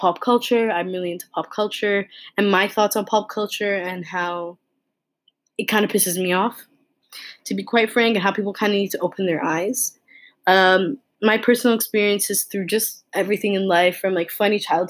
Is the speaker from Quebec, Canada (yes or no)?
no; Toronto, Ontario, Canada; I was born and raised in Toronto, Canada